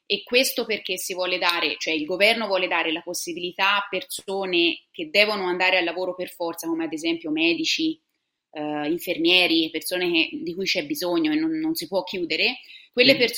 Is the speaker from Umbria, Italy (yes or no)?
no; Siena, Tuscany, Italy; moved away as an adult; now in Sydney, Australia; Sono toscana